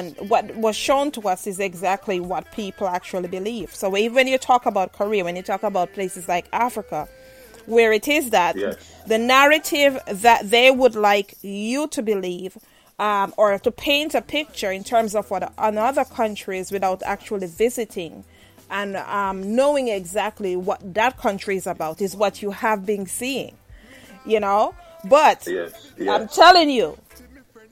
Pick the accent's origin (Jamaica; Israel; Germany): Jamaica; I'm Jamaican